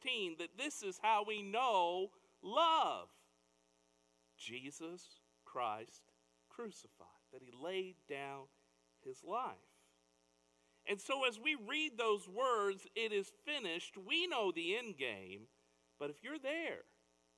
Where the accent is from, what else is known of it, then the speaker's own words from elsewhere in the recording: Fort Wayne, Indiana, United States; I grew up in Fort Wayne, Indiana.